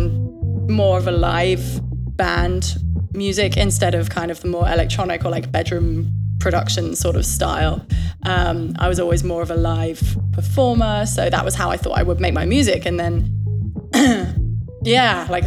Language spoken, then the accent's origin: English; Kent, South East England, United Kingdom; accent: British; also born or lived in London; now in New York, United States; I was born in London, but I was raised in the southeast in Kent